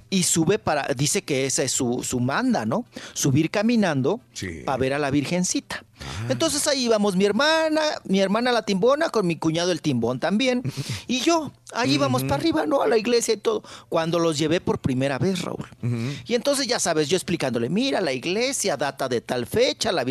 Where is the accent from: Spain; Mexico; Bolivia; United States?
Mexico; O sea, sí te denigra como mexicano y si sí sientes gacho.